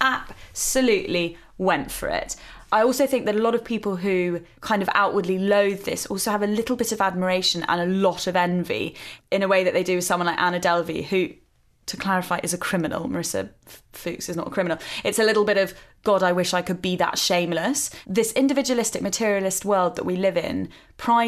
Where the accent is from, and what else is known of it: United Kingdom